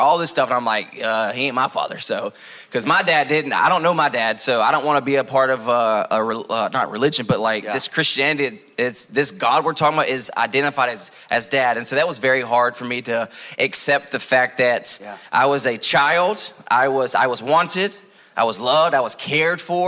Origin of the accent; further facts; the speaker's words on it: Taylorsville, North Carolina, United States; moved away; I grew up in North Carolina, a small town called Taylorsville.